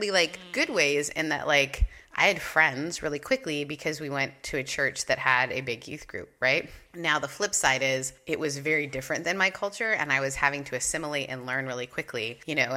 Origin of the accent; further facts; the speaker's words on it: Canada; moved away; also born or lived in the Southern United States; I grew up in Canada and moved to the South